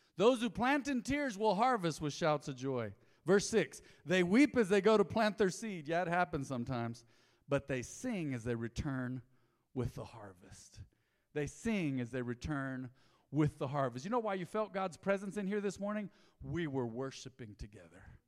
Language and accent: English; Roswell, United States; our church growing up in Roswell